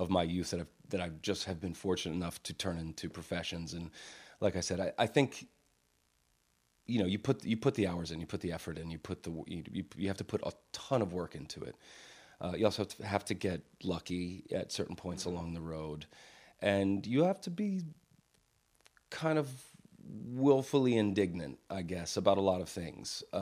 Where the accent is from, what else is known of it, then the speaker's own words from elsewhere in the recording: Virginia, United States; also born or lived in Pittsburgh; I was I was born here in Pennsylvania, uh, in Pittsburgh actually, but spent most of my most of the important years in my life uh, in rural Virginia.